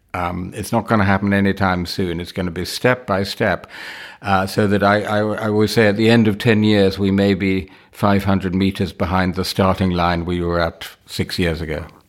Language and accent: English; London, United Kingdom; My family is entirely British. I was born in Wimbledon.